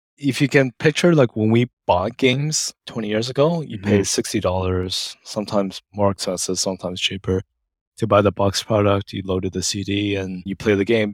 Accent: Canada; moved away as an adult; also born or lived in United Kingdom; I'm Canadian, so I think as part of some UK Commonwealth.

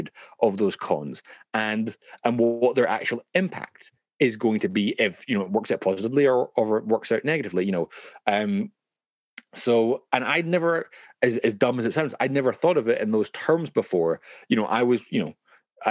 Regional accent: Glasgow, Scotland, United Kingdom; now in London, United Kingdom; growing up in Glasgow, things are a lot cheaper than they are when you're kind of raising your kids in London

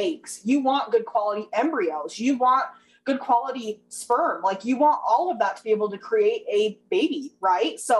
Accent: Utah, United States; I'm from Utah

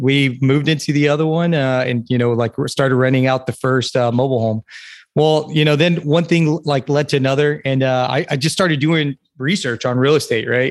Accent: South Carolina, United States; now in Fort Bragg, United States; I'm from South Carolina

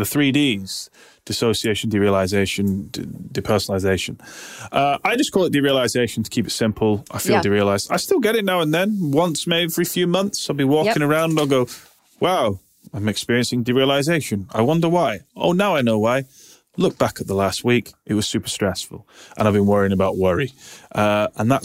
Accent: United Kingdom; now in Manchester, United Kingdom; I'm British.

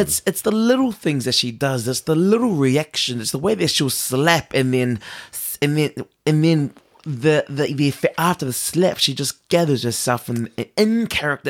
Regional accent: New Zealand

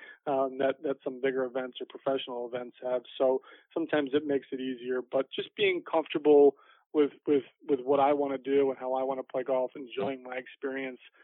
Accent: Fort Lauderdale, Florida, United States; my hometown

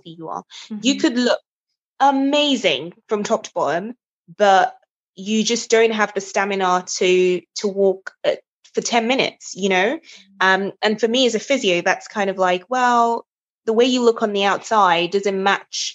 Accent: Nigeria; now in England, United Kingdom; I'm Nigerian

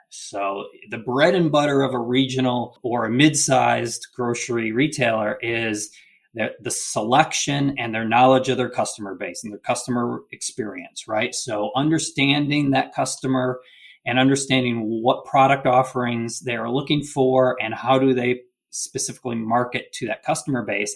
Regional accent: Michigan, United States; now in Chattanooga, United States; I'm originally from Michigan

